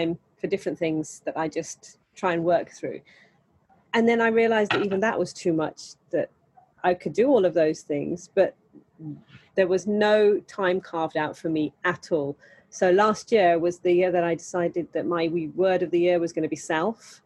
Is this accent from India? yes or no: yes; India; I'm Indian